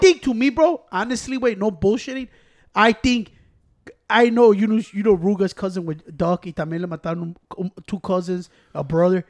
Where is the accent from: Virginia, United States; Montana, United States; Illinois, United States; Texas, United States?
Illinois, United States; Chicago; I'm from Chicago